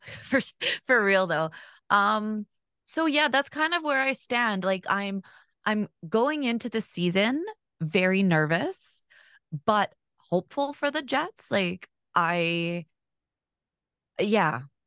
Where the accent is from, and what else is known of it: Winnipeg, Manitoba, Canada; born or raised there; also born or lived in Alberta